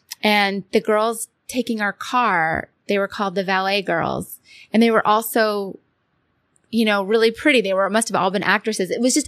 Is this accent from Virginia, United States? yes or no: no; Boston, Massachusetts, United States; I grew up in Boston